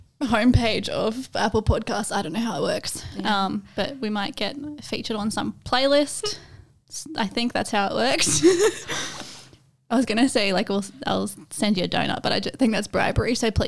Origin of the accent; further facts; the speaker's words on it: Australia; Or like as an Australian, Creatipi. The T is too much.